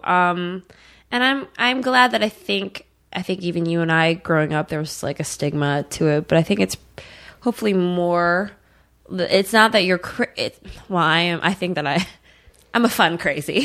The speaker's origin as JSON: {"language": "English", "town": "Eagan", "region": "Minnesota", "country": "United States", "tie": "born or raised there", "also_born_or_lived": "California", "moved": "as an adult", "said": "I grew up in Eagan, which is a suburb of Saint Paul"}